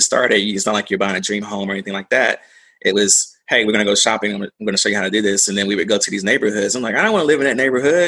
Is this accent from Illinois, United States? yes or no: no; Durham, North Carolina, United States; also born or lived in Greensboro, North Carolina; I grew up in North Carolina, you know, originally from Durham, small, medium-sized town